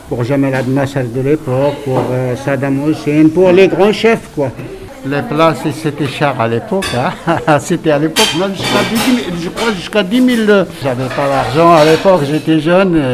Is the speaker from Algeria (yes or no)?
yes; Algeria; also born or lived in Paris, France; now in France; quand j'étais jeune en Algérie